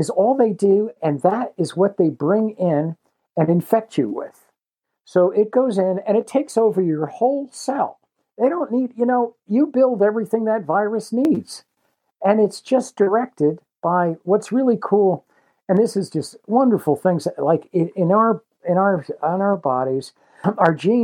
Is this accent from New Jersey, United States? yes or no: yes; Jersey Shore, New Jersey, United States; I grew up on the Jersey Shore, kind of like where the rivers from the shore and the Pine Barrens, which stretch out across all of southern New Jersey, where they come together